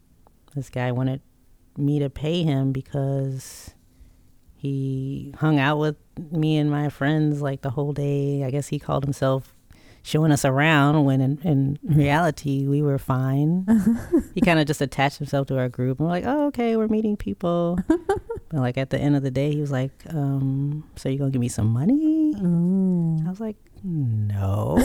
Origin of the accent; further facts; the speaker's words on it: United States; because I'm an American, quote unquote